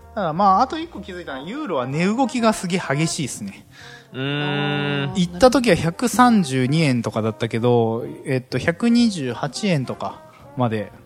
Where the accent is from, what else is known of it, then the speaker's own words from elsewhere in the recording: Kyoto, Japan; 俺京都人